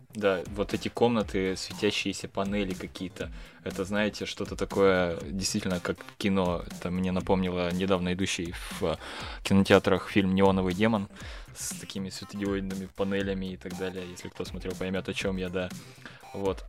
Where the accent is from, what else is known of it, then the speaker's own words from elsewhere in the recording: Yekaterinburg, Sverdlovsk Oblast, Russia; я из Екатеринбурга сам